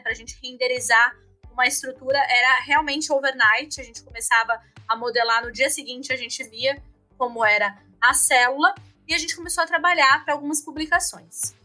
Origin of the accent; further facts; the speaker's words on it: São Paulo, Brazil; moved away as an adult; now in Rio Grande do Sul, Brazil; eu sou paulistana e eu vim de São Paulo em 2012, né, para morar aqui no, no, Rio Grande do Sul